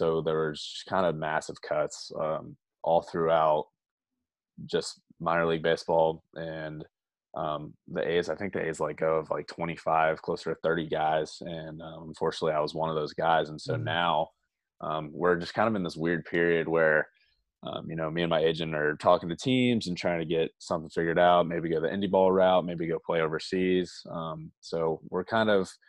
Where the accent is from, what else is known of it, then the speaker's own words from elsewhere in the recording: The Woodlands, Texas, United States; also born or lived in Orlando, Florida / Arlington, Texas; I lived there for 9 years before moving to Houston, Texas, the Woodlands more specifically.